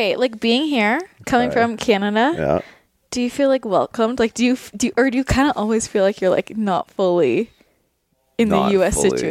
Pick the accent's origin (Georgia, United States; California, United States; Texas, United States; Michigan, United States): California, United States; Belmont; now in Los Angeles, United States; I grew up in Belmont and then I moved to LA.